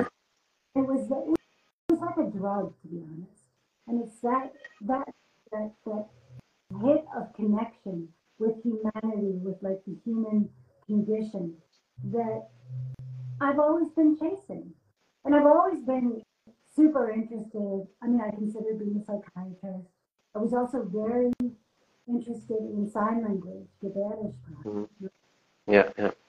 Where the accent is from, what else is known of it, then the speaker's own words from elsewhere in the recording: United States; moved away as an adult; now in Germany; I'm an American actress living and working in Germany. I came for love, not my career